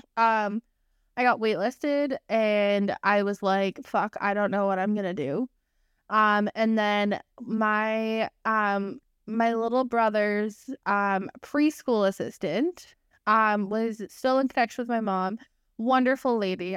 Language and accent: English; United Kingdom; You can tell that we're British